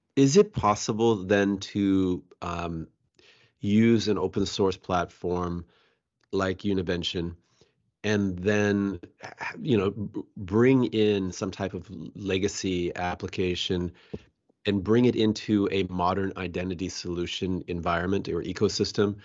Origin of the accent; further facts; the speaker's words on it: Bellevue, Washington, United States; I was born and raised here